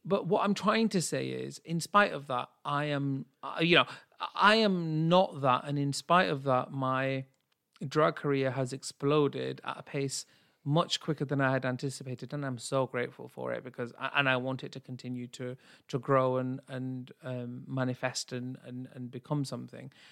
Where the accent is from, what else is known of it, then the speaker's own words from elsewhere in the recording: United Kingdom; as a Brit